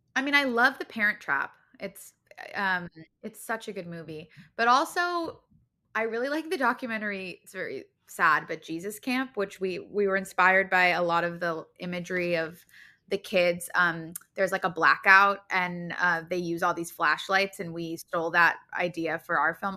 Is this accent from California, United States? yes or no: yes; Los Angeles, California, United States; I grew up in Los Angeles.